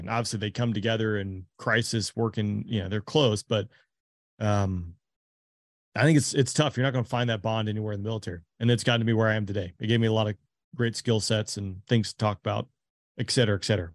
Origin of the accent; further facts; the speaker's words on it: Georgia, United States; I'm from Georgia.